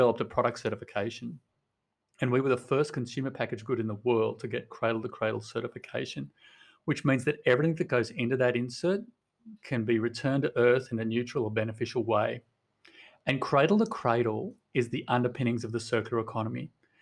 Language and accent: English; Sydney, New South Wales, Australia; moved away as an adult; also born or lived in Portland, Oregon; We are from Sydney, Australia, but we moved to Portland, Oregon